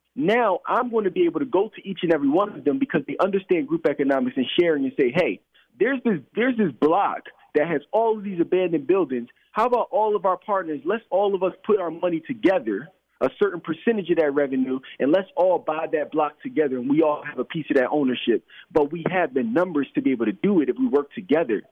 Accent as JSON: {"language": "English", "town": "Philadelphia", "region": "Pennsylvania", "country": "United States", "tie": "born or raised there", "said": "I grew up in Philadelphia uh, my entire life."}